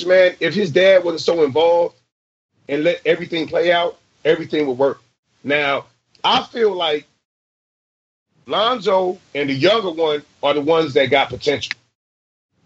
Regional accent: U.S. Virgin Islands; also born or lived in Oklahoma City / Trinidad; now in San Francisco Bay Area, United States; I'm from St. Croix. My mom and them from Trinidad

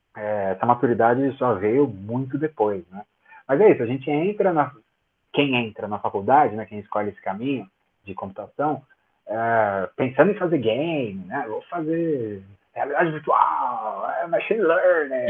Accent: São Paulo, Brazil; eu sou de São Paulo

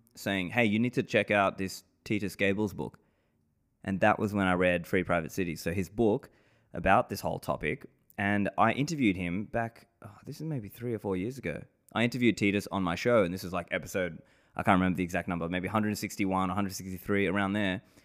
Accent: Sydney, New South Wales, Australia; moved away as an adult; also born or lived in Sri Lanka; now in Dubai, United Arab Emirates; I grew up in Sydney, Australia

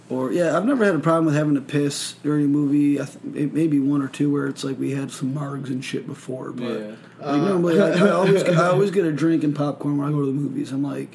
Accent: Michigan, United States; moved away; I'm from Michigan. We had Myers up there, which was pretty much Walmart, but it was, like, a Midwest thing.

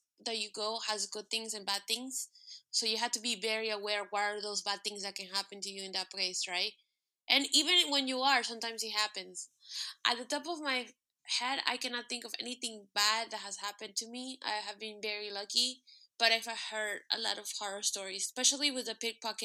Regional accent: United States; we're American

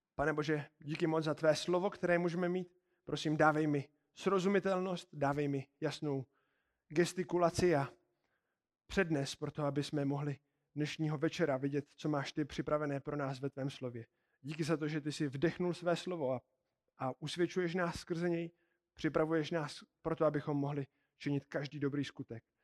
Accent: Czechia; víme, že jsme z České republiky

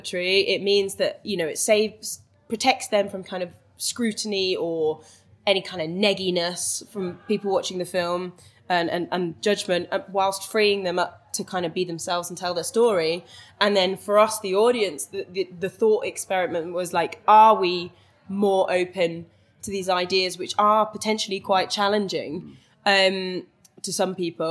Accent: Welsh, Wales, United Kingdom; now in London, United Kingdom; I'm Welsh and spend a lot of time in Wales as well.

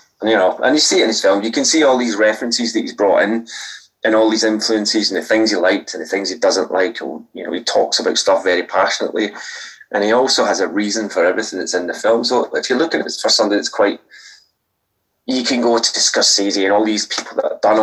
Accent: Scotland, United Kingdom; now in Brighton, United Kingdom; I'm Scottish

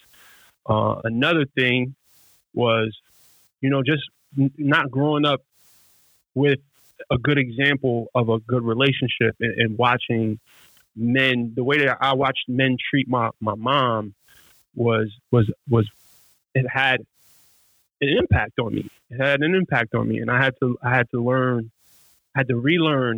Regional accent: New York City, New York, United States; I'm from Brownsville, Brooklyn, which is one of literally the worst neighborhoods in America

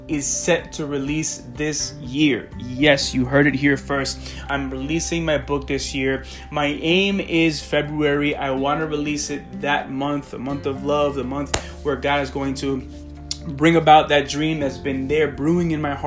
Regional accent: Colombia; moved away; back in my home country

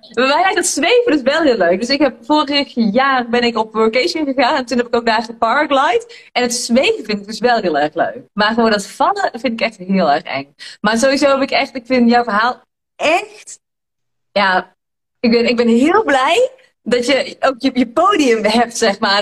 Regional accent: Tilburg, North Brabant, Netherlands; Ik kom zeg maar uit Tilburg en ik ben hier echt geboren

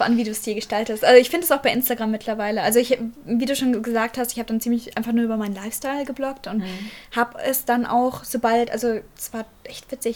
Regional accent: Fürth, Bavaria, Germany; Ich komme aus Franken, aus der Nähe von mhm. Nürnberg mhm. in Fürth.

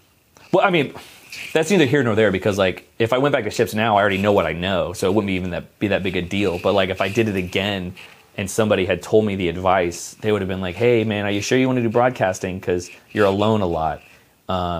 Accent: United States; I'm American

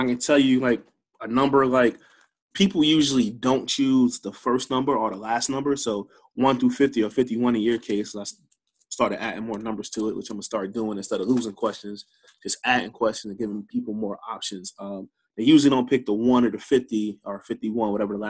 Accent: New Jersey, United States; moved away as an adult; also born or lived in Baltimore, Maryland / Chicago, Illinois; now in Charleston, United States; I'm a Jersey boy. I'm born and raised in Jersey, and then I moved out to Baltimore when I was 18

